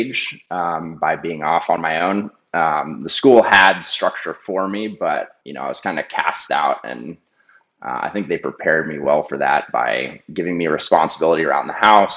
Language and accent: English; Vermont, United States; I grew up in Vermont